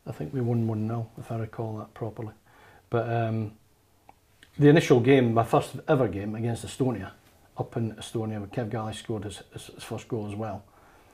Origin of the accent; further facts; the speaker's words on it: Keith, Scotland, United Kingdom; having been the kid that kicked the ball in the streets and created his own footy team in Keith. My dad was the manager